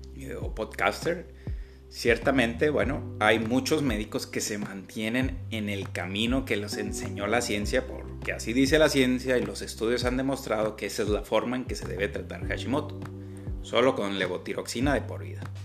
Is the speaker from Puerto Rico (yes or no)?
no; Agua Prieta, Sonora, Mexico; aquí en, mi tierra, en Sonora, en la ciudad de Agua Prieta